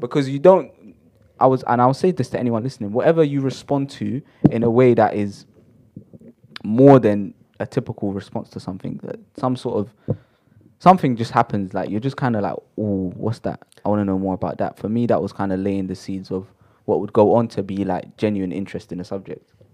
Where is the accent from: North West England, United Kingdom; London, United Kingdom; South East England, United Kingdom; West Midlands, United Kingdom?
London, United Kingdom; I'm from Shepherd's Bush